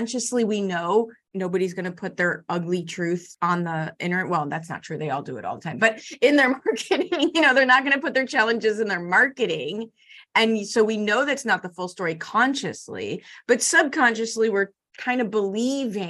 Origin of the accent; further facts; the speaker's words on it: Chicago, Illinois, United States; I grew up in Chicago public schools in the 70s and 80s